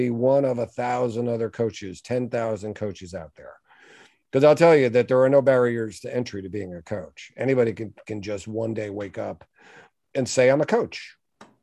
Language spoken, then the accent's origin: English; New York, United States; I'm a New Yorker